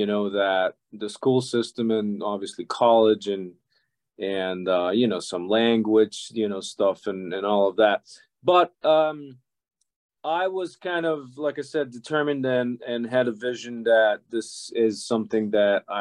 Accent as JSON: {"language": "English", "country": "Serbia", "tie": "born or raised there", "also_born_or_lived": "Budapest, Hungary", "moved": "as an adult", "lives_now": "Boston, United States", "said": "I was born and I grew up in Yugoslavia. Now, that used to be a country that doesn't exist anymore. Used to have six republics, and all of those republics are now countries. So I'm from the part that it's now Serbia."}